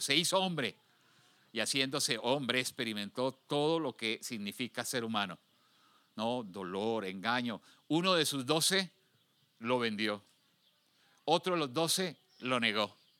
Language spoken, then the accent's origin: Spanish; Colombia; now in Houston, United States; cuando estaba en mi país, Colombia, de origen